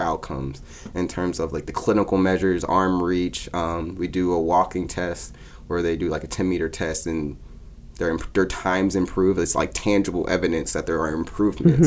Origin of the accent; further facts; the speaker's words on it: Pittsburgh, Pennsylvania, United States; also born or lived in Louisiana; I'm from Pittsburgh, Pennsylvania. I live there with my mom and my dad